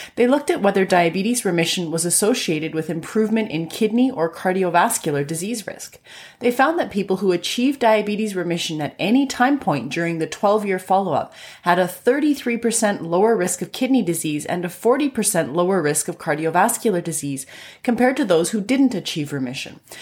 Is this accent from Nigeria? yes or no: no; Canada; I'm a Canadian physician